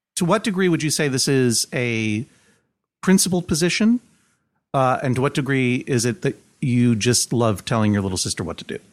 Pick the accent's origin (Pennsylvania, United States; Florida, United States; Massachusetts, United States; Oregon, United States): Massachusetts, United States; Brookline; moved away as an adult; now in Brooklyn, United States; I grew up in Brookline, Massachusetts.